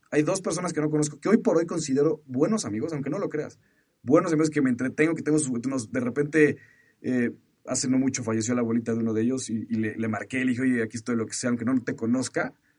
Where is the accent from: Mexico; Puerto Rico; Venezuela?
Mexico; soy mexicano